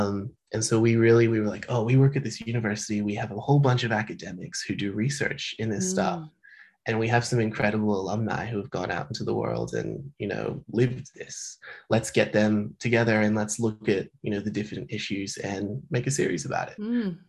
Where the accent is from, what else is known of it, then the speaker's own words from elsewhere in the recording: Melbourne, Victoria, Australia; But I spoke to Laura Jean McKay once because we're both from Melbourne